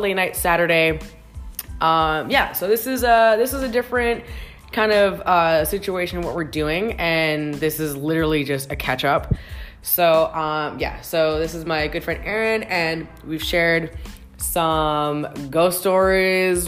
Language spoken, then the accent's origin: English; Canada; as a Canadian